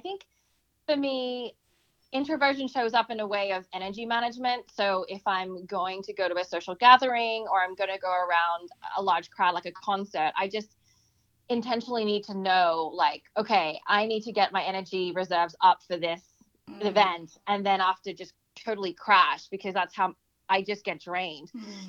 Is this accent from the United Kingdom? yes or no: no; Australia; growing up in Australia and then, you know, having that experience of bullying